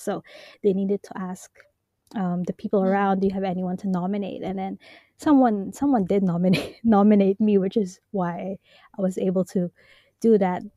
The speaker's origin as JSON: {"language": "English", "country": "Hong Kong", "tie": "born or raised there", "also_born_or_lived": "Japan", "said": "I am Filipino, born and raised in Hong Kong"}